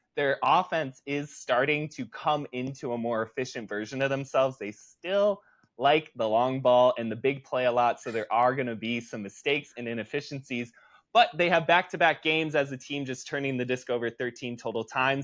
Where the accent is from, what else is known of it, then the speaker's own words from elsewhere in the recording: Shoreview, Minnesota, United States; moved away; I'm currently back in my hometown of Shoreview, Minnesota right now, doing a little bit of a home visit